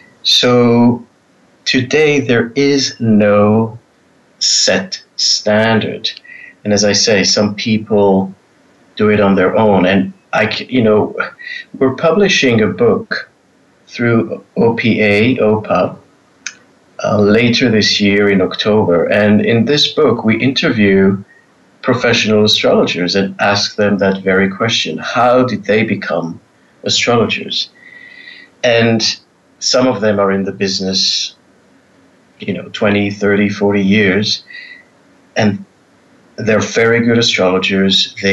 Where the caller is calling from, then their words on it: Israel; Well, I'm in Israel at the moment. So we're on evening hours and happy to participate.